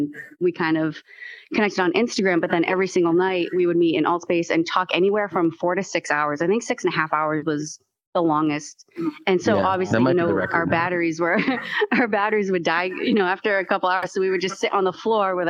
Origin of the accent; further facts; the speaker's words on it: Massachusetts, United States; I'm from Massachusetts